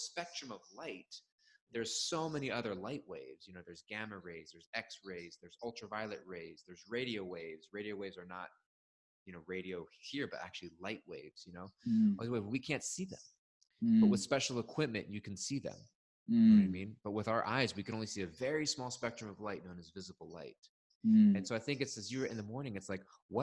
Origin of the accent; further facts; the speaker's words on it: California, United States; moved away; I'm from California